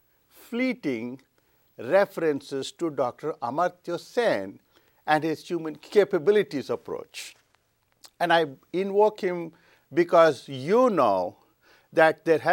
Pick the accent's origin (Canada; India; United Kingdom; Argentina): India; moved away; I am originally from India, and I noticed this in India